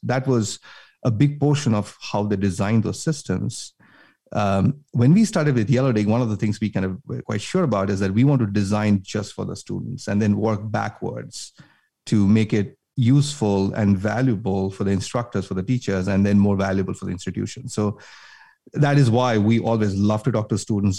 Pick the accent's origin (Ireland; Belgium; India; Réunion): India; moved away as an adult; now in United States; I grew up in India, came all the way from, you know, grew up in India, did my schooling there, came to the U S